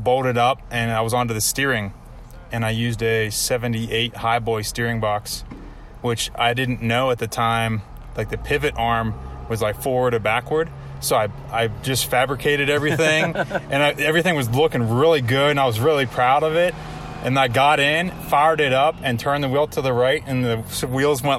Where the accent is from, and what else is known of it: New Brighton, Pennsylvania, United States